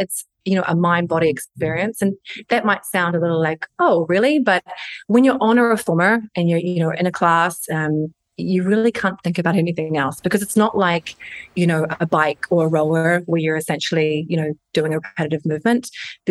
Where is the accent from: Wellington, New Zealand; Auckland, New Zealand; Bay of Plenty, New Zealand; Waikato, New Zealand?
Waikato, New Zealand; Hamilton; moved away as an adult; also born or lived in Sydney, Australia / London / Northern Ireland; I'm a Kiwi, so born and raised in Hamilton, New Zealand